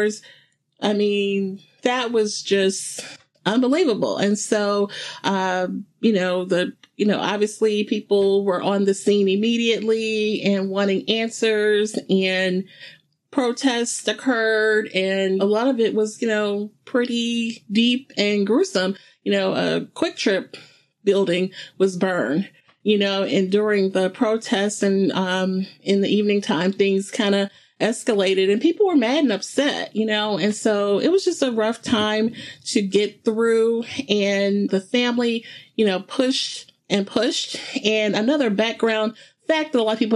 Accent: St. Louis, Missouri, United States; I'm from St. Louis, and Ferguson is literally in our backyard here

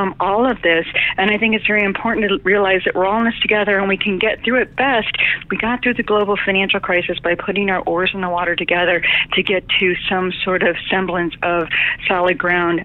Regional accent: Detroit, Michigan, United States; the economic train wreck that I grew up in Detroit, Michigan

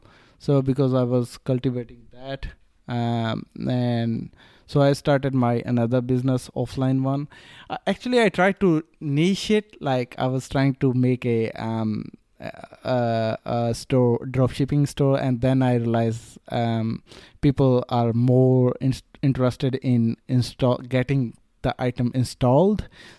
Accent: Melbourne, Victoria, Australia; And when I tell them, like, I'm from Melbourne, just came to meet you, then they know how serious I am.

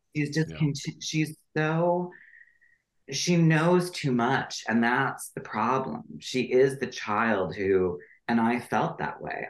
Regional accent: Wisconsin River, United States; I grew up on the Wisconsin River

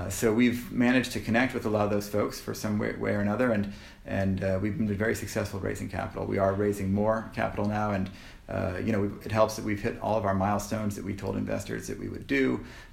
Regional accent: Canada; we're Canadian

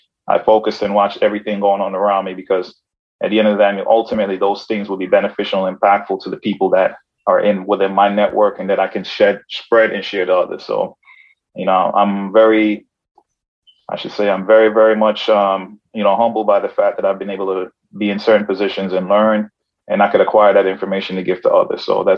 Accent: Brooklyn, New York, United States; growing up in Brooklyn and growing up in the hood, I never lost sight of my foundation and the principles and where I come from.

